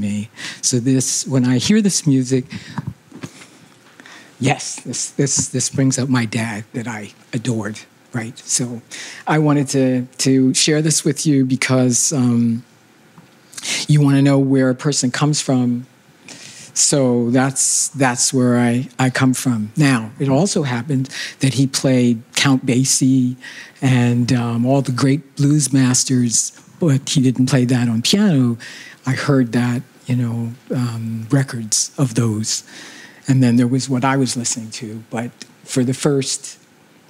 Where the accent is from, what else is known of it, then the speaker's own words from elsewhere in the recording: Philadelphia, Pennsylvania, United States; moved away as an adult; now in Canada; I was raised in Philadelphia, and I came to Canada in 1961 to go to McGill University